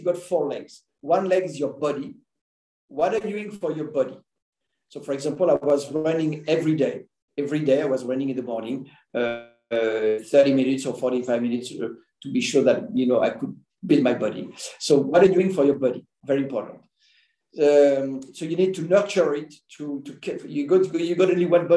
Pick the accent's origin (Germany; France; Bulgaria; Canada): France; moved away as an adult; also born or lived in Caribbean / Belgium / United States / United Kingdom; I was born and studied in France